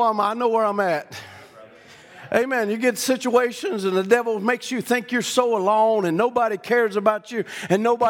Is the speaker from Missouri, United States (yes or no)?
no; Louisiana, United States; I'm not from here. I'm from Louisiana